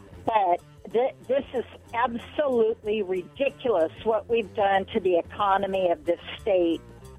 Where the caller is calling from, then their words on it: Richland, United States; This is … from Richland.